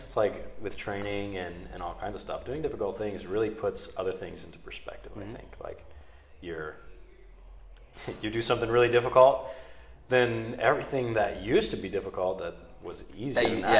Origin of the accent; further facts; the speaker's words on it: Piqua, Ohio, United States; I grew up in Piqua